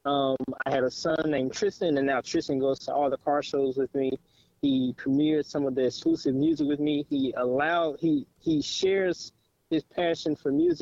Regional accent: Gary, Indiana, United States; now in Cincinnati, United States; born and raised in Gary, Indiana

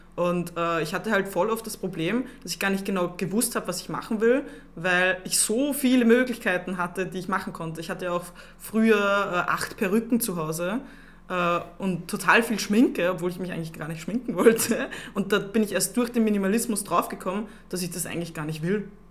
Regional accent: Upper Austria, Austria; moved away as an adult; now in Vienna, Austria; ich komme aus Oberösterreich. Ich bin selber erst seit drei Jahren in Wien

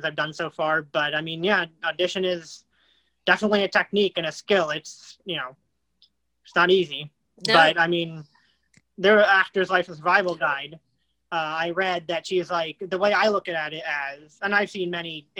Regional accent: Virginia, United States; I'm from Virginia

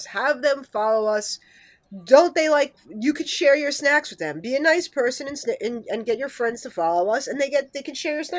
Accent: Yonkers, New York, United States; I'm from Yonkers

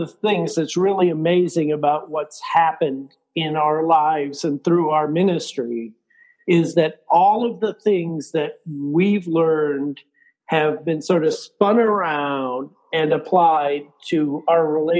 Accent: Minneapolis, Minnesota, United States; moved away; because I'm from Minneapolis

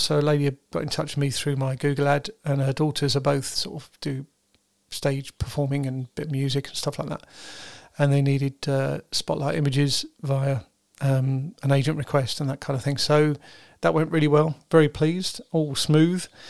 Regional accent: United Kingdom; I'm British

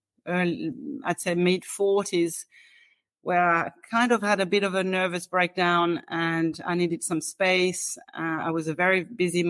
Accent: France; moved away as an adult; now in Dublin, Ireland; I'm originally from France

